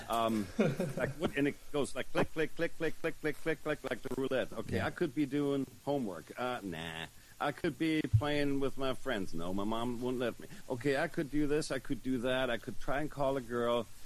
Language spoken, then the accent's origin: English; Germany; born there; accent: German; also born or lived in Los Angeles; I was born in Germany uh, to a uh, German father, and if you can hear the funny accent, that's why I lived there for 10 years when I was a teenager